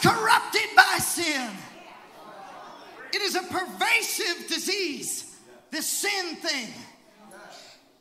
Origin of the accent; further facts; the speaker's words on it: Seattle, Washington, United States; I was raised in Seattle, Washington